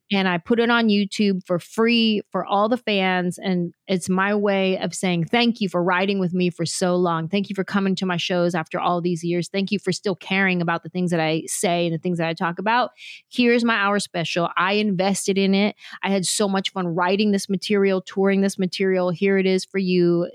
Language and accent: English; San Jose, California, United States; moved away as an adult; also born or lived in Los Angeles, California; I grew up in San Jose